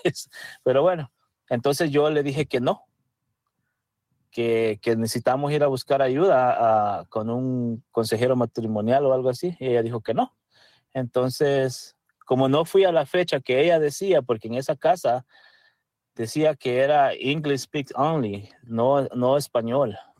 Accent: El Salvador; first language Spanish; now in United States; yo soy de El Salvador

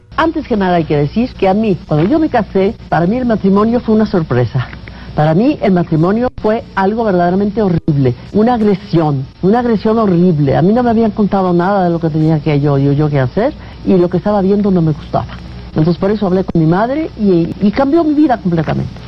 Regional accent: Álamos, Sonora, Mexico; moved away; also born or lived in Guadalajara; Yo he de haber nacido en Sonora, en mi tierra de Álamos, con mis montañas, con mi aire

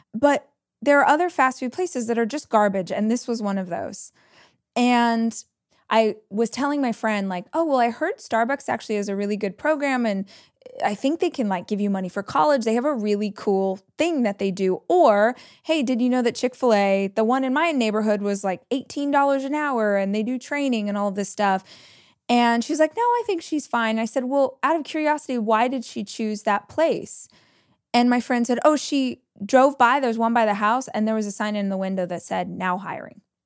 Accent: Southern California, United States; born or raised there; moved away as an adult; now in Austin, United States

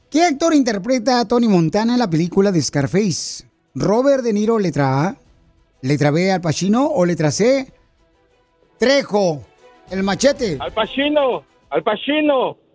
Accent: Guatemala; now in United States; Originario de Guatemala

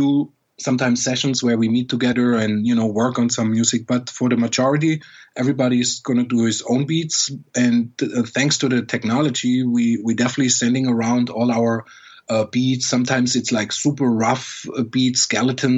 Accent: Germany; I grew up in Germany where, you know, you far away from New York

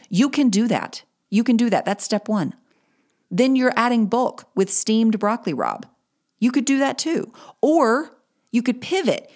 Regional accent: Greensboro, North Carolina, United States; I will have had a launch party in my hometown in Greensboro, North Carolina

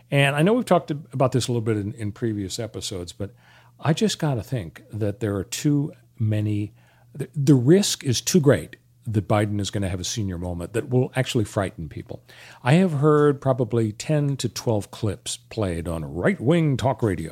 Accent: Los Angeles, California, United States; I grew up in Canoga Park

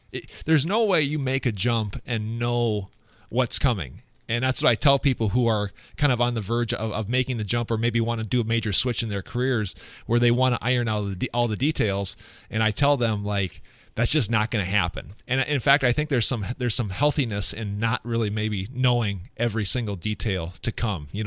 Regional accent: west central Minnesota, United States; also born or lived in Sioux Falls, South Dakota / Phoenix, Arizona; I grew up in west central Minnesota

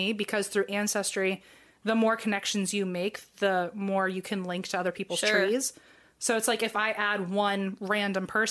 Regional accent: New Jersey, United States; I was born in New Jersey

